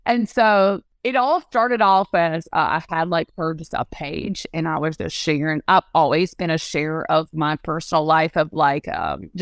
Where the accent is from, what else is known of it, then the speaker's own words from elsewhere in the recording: North Carolina, United States; accent: country bumpkin; now in South Carolina, United States; I grew up in North Carolina and then I moved to South Carolina